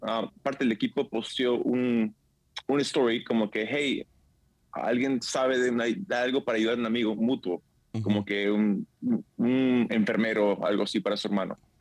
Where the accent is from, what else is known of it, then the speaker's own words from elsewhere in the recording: San Diego, California, United States; nos juntamos toda la familia en San Diego, de donde soy